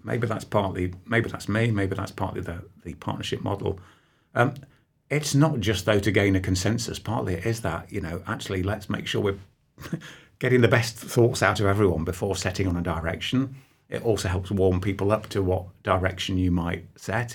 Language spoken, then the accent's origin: English; Nottingham, East Midlands, United Kingdom; I was born on Peel Street, so I'm, I'm sat here with you less than, I don't know, half a mile away from where I was actually born